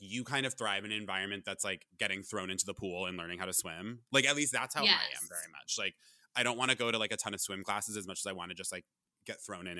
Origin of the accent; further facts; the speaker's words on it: Vermont, United States; now in New York, United States; I'm from Vermont.